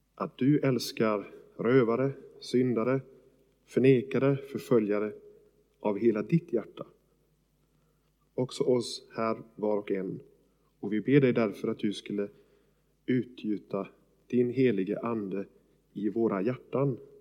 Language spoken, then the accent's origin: Swedish; Sweden